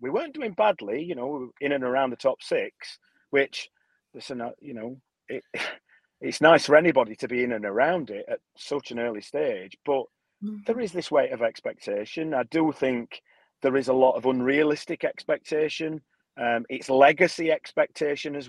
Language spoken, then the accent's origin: English; Barnsley, Yorkshire and the Humber, United Kingdom; moved away; I grew up in Barnsley. I've got family that still